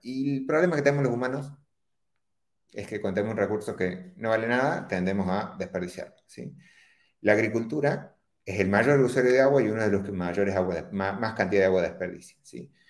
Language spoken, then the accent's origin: Spanish; Córdoba, Argentina; accent: cordobés; soy argentino, pero no tengo tanto acento argentino, sino tengo acento cordobés